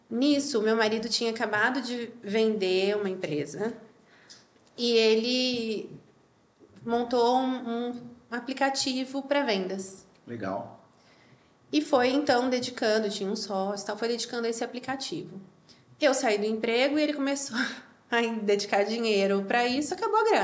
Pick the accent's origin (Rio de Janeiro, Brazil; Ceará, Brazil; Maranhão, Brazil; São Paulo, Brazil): São Paulo, Brazil; Campinas; Eu sou de Campinas.